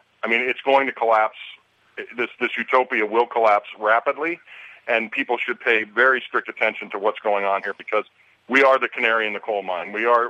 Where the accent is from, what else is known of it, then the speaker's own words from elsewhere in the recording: Pennsylvania, United States; also born or lived in California; now in Burbank, United States; living out here in California for 37 years. I'm originally from Pennsylvania.